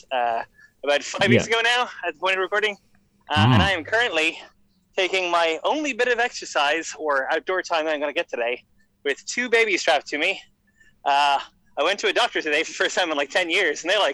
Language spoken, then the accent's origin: English; Kerry, Munster, Ireland; I'm from Kerry, southwest of Ireland